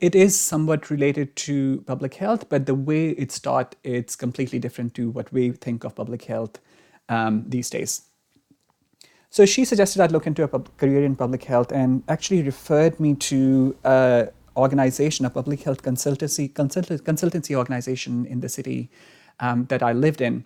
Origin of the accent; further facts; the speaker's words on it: Pakistan; moved away; I was born in Pakistan